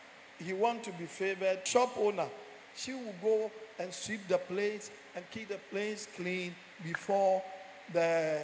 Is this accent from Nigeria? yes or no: yes; Nigeria; now in Ghana; When I came from Nigeria